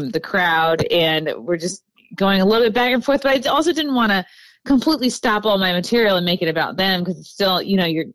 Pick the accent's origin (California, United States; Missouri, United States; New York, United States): New York, United States; I'm from New York